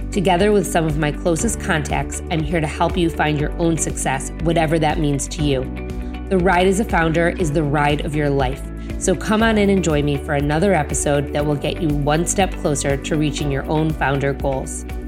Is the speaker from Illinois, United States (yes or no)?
yes; Chicago, Illinois, United States; she knew I was from Chicago. And while I don't live in Highland Park, I live in a town next door and I consider Highland Park part of my community.